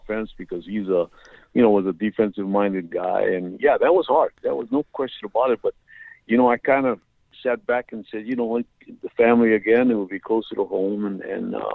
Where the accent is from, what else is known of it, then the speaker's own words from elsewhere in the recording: Hawaii, United States; accent: pidgin English; moved away; I'm from Hawaii with pidgin English